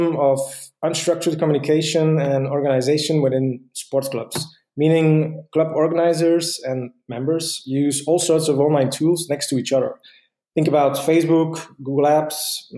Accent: Ghent, Flanders, Belgium; I'm from Ghent, Belgium

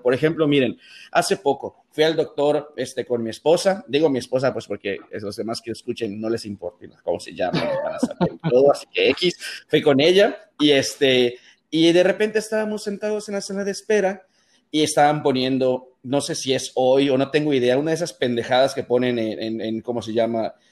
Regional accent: Mérida, Yucatán, Mexico; also born or lived in Monterrey; yo estoy en Mérida, soy de Mérida y vivo en Mérida

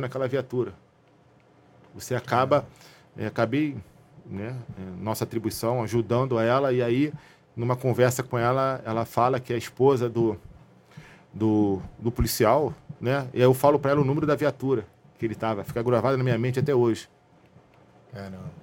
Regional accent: Rio de Janeiro, Brazil; nascido e criado na Zona Norte

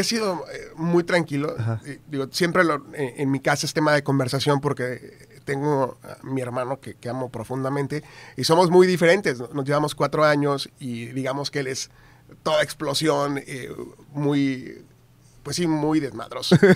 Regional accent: San Fernando, Tamaulipas, Mexico; moved away as an adult; also born or lived in Reynosa / Ciudad Victoria; now in Monterrey, Mexico; yo nací en Reynosa, eh, Tamaulipas, viví en San Fernando hasta los 15 años

